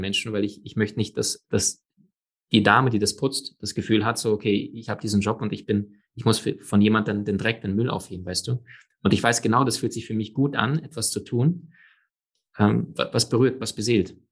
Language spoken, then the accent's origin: German; Germany; bei uns in Deutschland